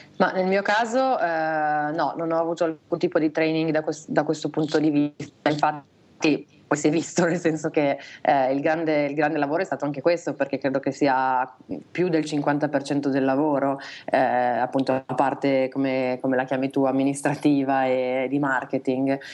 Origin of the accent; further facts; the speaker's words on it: Reggio Emilia, Emilia-Romagna, Italy; now in Milan, Italy; Siamo, siamo, nati tutti e due a Reggio Emilia